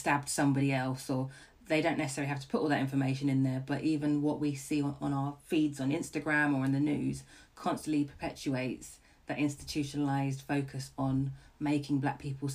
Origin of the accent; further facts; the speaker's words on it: London, United Kingdom; I grew up in Camden